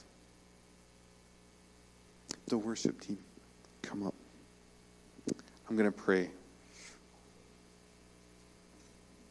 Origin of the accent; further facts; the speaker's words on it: New York, United States; I'm from New York